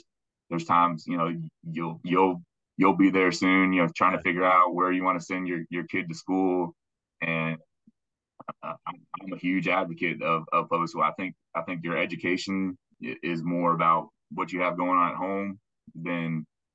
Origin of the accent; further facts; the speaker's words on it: Houston, Texas, United States; I grew up in West University